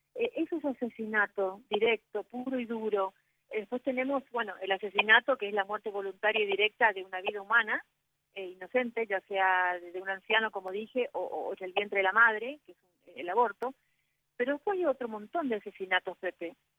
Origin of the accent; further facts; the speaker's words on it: Argentina; acá en mi país